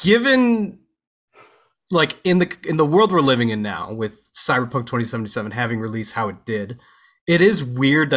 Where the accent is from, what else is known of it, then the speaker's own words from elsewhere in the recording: Kansas, United States; I grew up in Kansas